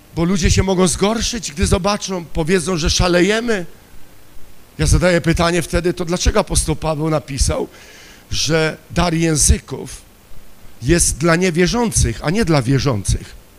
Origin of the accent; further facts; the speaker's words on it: Silesian Voivodeship, Poland; Ja pochodzę ze Śląska